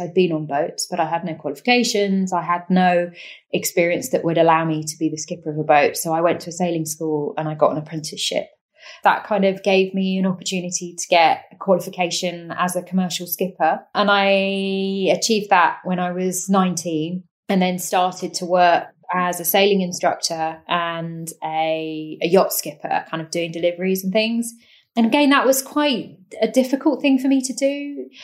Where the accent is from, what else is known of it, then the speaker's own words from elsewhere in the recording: Cambridgeshire, East of England, United Kingdom; I grew up in Cambridgeshire, which is in East Anglia, completely landlocked county